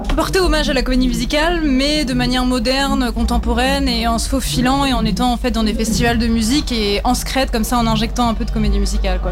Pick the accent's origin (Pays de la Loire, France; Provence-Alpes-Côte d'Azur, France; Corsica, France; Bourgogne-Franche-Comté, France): Pays de la Loire, France; near Nantes, the West; je viens de l'Ouest, j'ai grandi à côté de Nantes